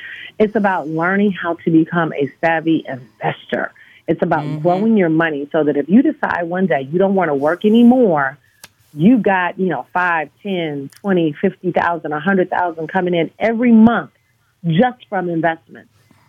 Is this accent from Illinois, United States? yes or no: no; Detroit, Michigan, United States; You know, growing up in Detroit, Michigan, my parents are the first African-Americans to have a business downtown Detroit.